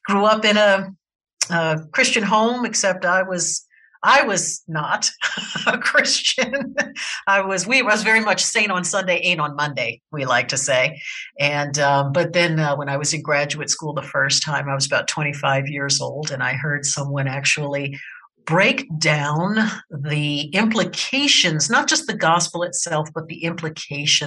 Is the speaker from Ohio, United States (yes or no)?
no; Baltimore, Maryland, United States; moved away as an adult; I'm originally from Baltimore, Maryland, and was very much an East Coast baby until I turned about 25